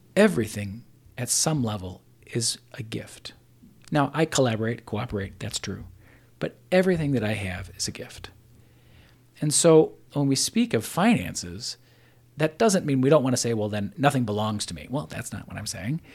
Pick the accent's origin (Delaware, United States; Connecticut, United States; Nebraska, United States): Nebraska, United States; Omaha; I'm from West Omaha